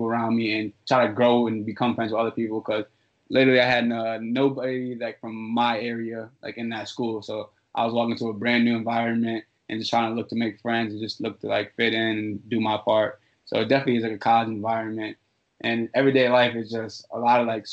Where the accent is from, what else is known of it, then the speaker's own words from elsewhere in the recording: Danbury, Connecticut, United States; I was at my hometown school. I went to Danbury High.